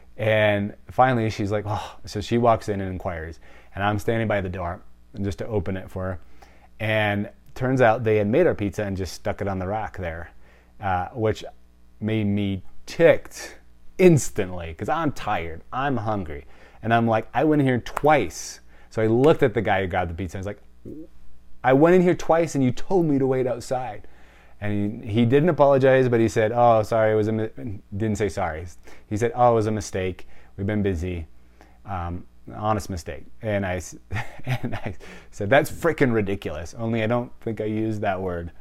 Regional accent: Wisconsin, United States; I'm from Wisconsin. It's the cheese state, like, cheese is in my veins

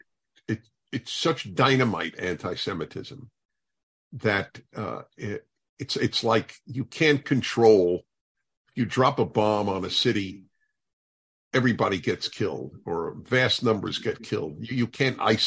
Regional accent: United States; as an American

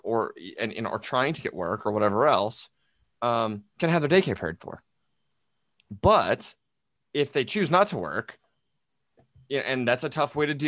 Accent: United States; grown up in an America, and so in that sense, being an American

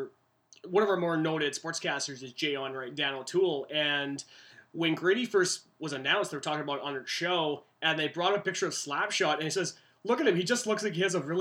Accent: Canada; also born or lived in West Coast, Canada; for myself being a Canadian

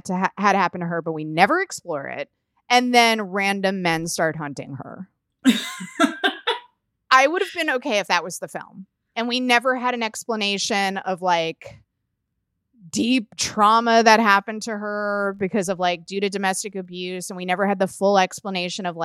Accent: United States; I'm an American

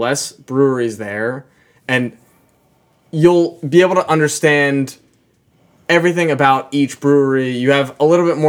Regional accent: Pittsburgh, Pennsylvania, United States; we're from Pittsburgh

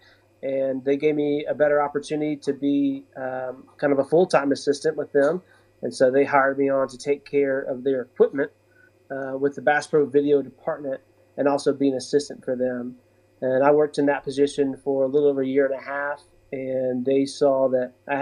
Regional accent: Yazoo City, Mississippi, United States; now in Springfield, United States; I grew up in Yazoo City, Mississippi

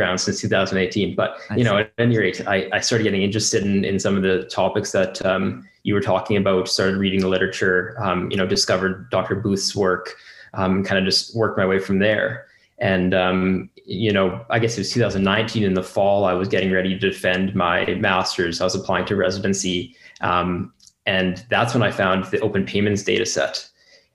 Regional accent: Winnipeg, Manitoba, Canada; moved away as an adult; also born or lived in Kingston, Ontario / Calgary, Alberta; born and raised in Winnipeg, which we just talked about, a great place, but very cold

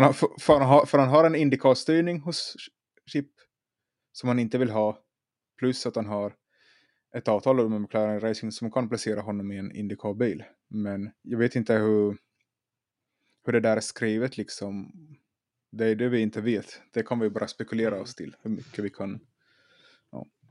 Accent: Finland; now in Sweden; jag är också i, som Anders i Finland. Jag är i mina hemtrakter

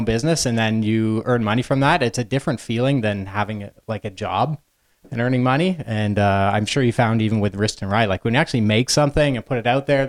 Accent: London, Ontario, Canada; pretty typical middle-class upbringing in London, Ontario.

